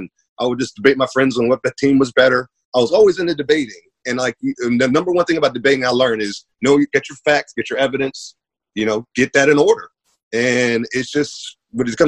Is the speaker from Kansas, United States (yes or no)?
no; Maryland, United States; I grew up in Maryland, which is just as blue as New York